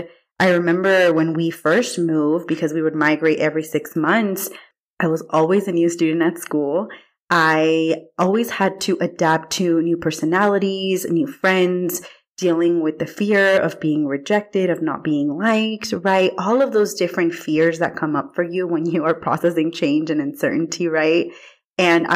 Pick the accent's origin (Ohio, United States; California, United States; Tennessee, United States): California, United States; Watsonville; I am originally from Watsonville, California.